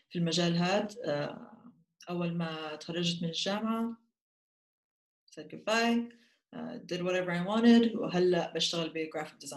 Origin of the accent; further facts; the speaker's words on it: Jordan; now in Austria; وهيني ساكنه بالنمسا هلا كنت انا من الاردن ساكنه بالنمسا صار لي سنه